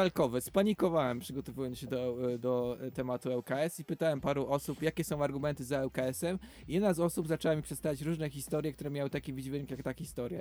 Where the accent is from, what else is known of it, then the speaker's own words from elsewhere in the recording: Łódź, Łódź Voivodeship, Poland; jesteśmy rodowitymi łodzianami